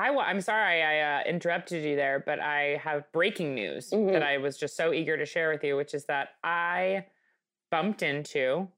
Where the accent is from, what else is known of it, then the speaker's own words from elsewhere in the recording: Michigan, United States; now in Hyannis Port, United States; I grew up in Michigan. Now here I am in fucking Hyannisport.